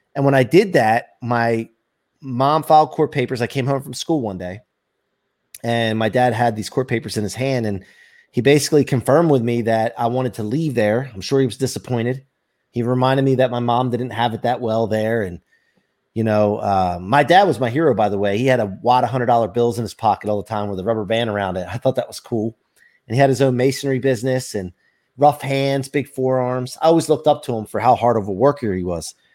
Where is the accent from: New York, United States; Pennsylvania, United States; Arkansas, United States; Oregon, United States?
Pennsylvania, United States; outside of Philly; now in Ocean City, Maryland, United States; I grew up outside of Philly.